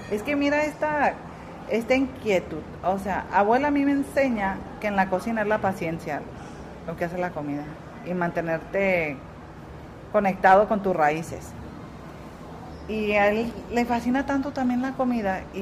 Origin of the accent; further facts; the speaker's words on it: Tijuana, Baja California, Mexico; moved away as an adult; also born or lived in Zacatecas; now in Puerto Rico; Yo quiero traer mi esencia, donde yo nací. Transportarte a mi parte de México, no, inventar con otra parte. del, norte. ¿De dónde eres? De Tijuana.